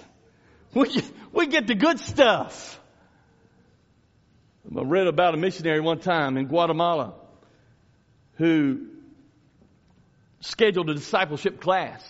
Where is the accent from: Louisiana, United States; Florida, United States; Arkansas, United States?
Louisiana, United States; moved away; I grew up in Louisiana